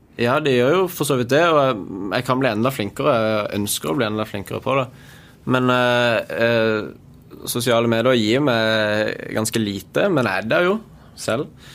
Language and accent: Norwegian; Sørlandet, Norway; siden vi er på Sørlandet og jeg er sørlending